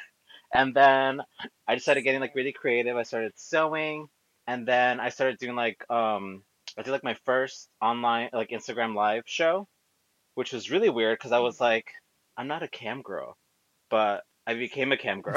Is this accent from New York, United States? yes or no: yes; New Rochelle, New York, United States; I grew up in I was born in New Rochelle in Westchester, um, but my family's Mexican